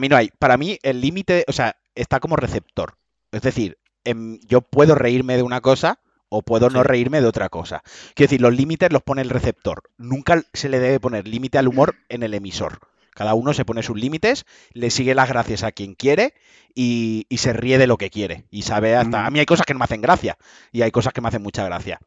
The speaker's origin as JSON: {"language": "Spanish", "region": "Valencian Community", "country": "Spain", "said": "soy muy valenciano"}